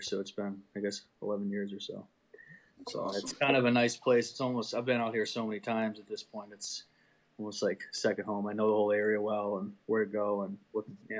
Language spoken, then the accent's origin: English; Milford, New Hampshire, United States; I grew up in Milford.